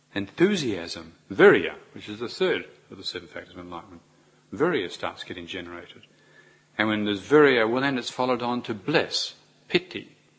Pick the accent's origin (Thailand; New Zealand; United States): New Zealand; as a New Zealander